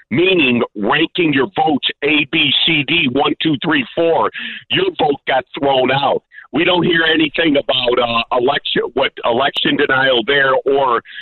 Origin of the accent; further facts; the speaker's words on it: Chicago, Illinois, United States; now in Blue Island, United States; I grew up in Mount Greenwood